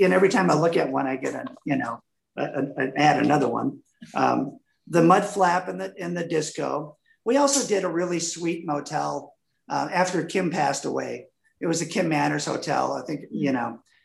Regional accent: Wisconsin, United States; moved away; I grew up in Wisconsin

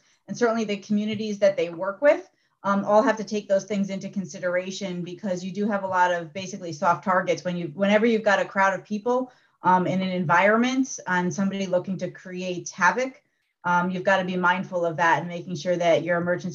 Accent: Albany, New York, United States; moved away; Growing up in Albany, New York, where I did

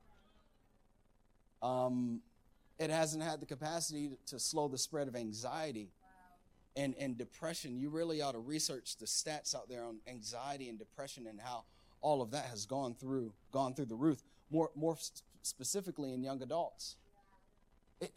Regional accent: United States; I'm all American.

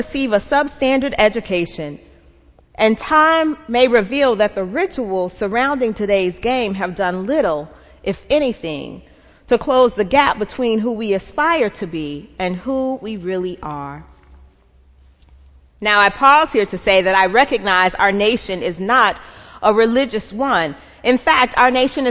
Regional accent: Atlanta, Georgia, United States; I'm from Atlanta

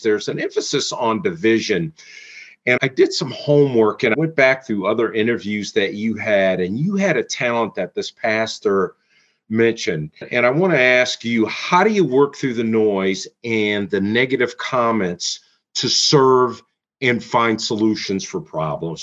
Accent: Mount Clemens, Michigan, United States; I'm from Mount Clemens, Michigan

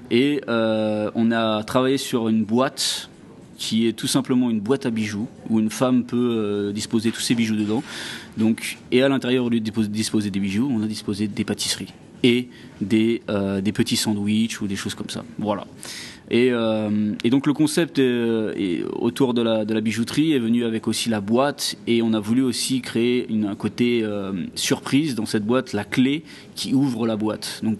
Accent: Île-de-France, France; now in Dubai, United Arab Emirates; Alors je suis de région parisienne, un petit village dans le 78, hein, dans les Yvelines, voilà.

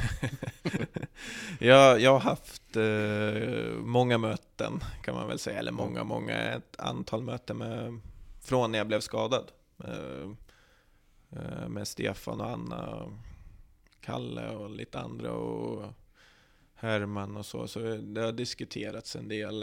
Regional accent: Västerås, Västmanland, Sweden; also born or lived in Norrland; jag är uppvuxen på Bjurhovda

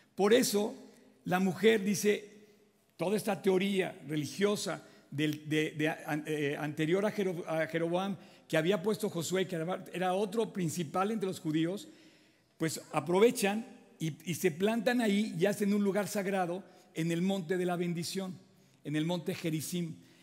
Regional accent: Mexico; todos somos mexicanos

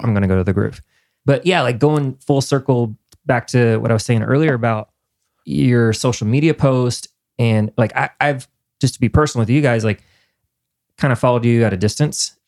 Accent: Indiana, United States; moved away as an adult; now in Nashville, United States; I'm from Indiana

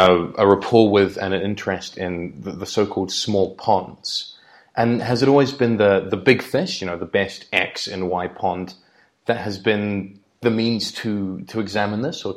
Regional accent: New Zealand; I'm from New Zealand

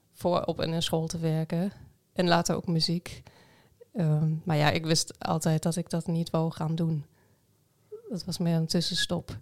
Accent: Ruhr area, North Rhine-Westphalia, Germany; Dutch is a second language; moved away as an adult; also born or lived in Arnhem; now in Netherlands; ik kom uit het Roergebied

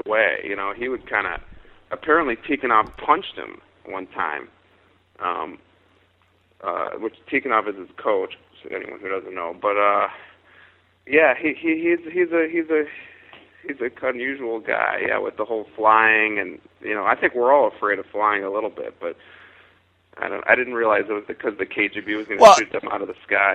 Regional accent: Chicago, Illinois, United States; I was a serious hockey player growing up in Chicago

